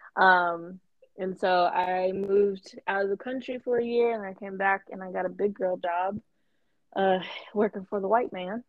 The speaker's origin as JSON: {"language": "English", "town": "Atlanta", "region": "Georgia", "country": "United States", "said": "I'm 24 from Atlanta"}